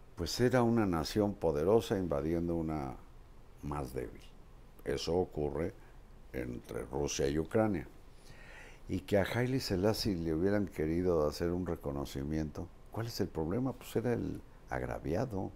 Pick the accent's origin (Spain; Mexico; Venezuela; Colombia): Mexico; soy mexicano promedio